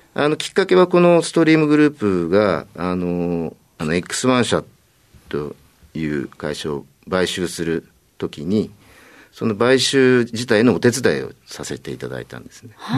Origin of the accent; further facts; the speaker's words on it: Tokyo, Japan; 東京都でございます